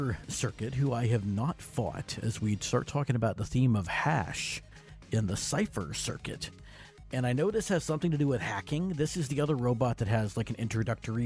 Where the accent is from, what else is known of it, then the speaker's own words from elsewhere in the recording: Texas, United States; I'm from Texas